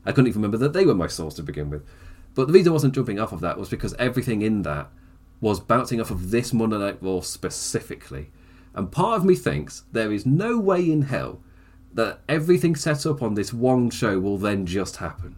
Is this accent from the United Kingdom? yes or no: yes; United Kingdom; as a British person